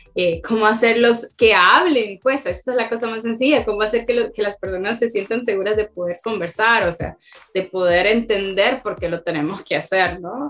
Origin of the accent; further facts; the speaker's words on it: Tegucigalpa, Francisco Morazán, Honduras; now in El Salvador; yo nací en Tegucigalpa, Honduras, vivo en El Salvador